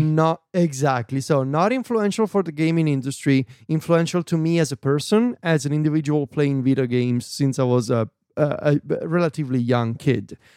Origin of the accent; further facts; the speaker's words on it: Viterbo, Lazio, Italy; English is a second language; my hometown in Viterbo